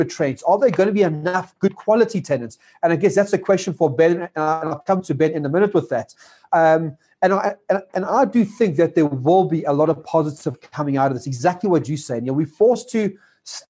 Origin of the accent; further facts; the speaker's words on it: South Africa; us as South African landlords, investors, and tenants